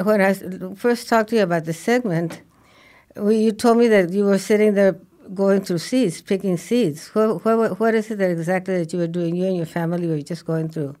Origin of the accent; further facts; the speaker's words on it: Mexico; moved away; also born or lived in New York; I grew up in Mexico, we, we grew up at seven thousand feet